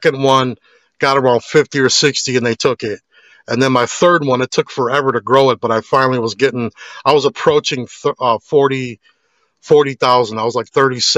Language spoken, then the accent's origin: English; Chicago, Illinois, United States; growing up in Chicago, it made me tough